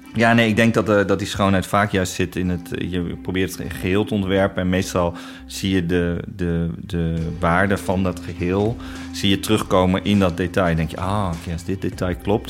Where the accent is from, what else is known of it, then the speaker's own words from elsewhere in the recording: Netherlands; Wij ook als Nederlanders